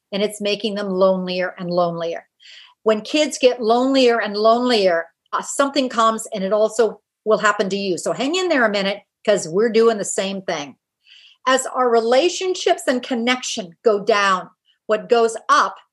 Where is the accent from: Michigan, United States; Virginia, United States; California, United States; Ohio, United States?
California, United States; Silicon Valley; I grew up in Silicon Valley